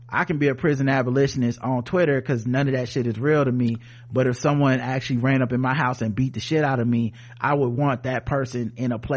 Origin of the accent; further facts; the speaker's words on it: Midwest, United States; I'm from the Midwest, family from New York and Pennsylvania.